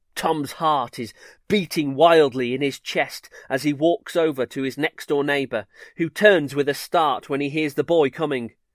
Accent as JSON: {"language": "English", "town": "Solihull", "region": "West Midlands", "country": "United Kingdom", "tie": "born or raised there", "said": "I grew up in Solihull."}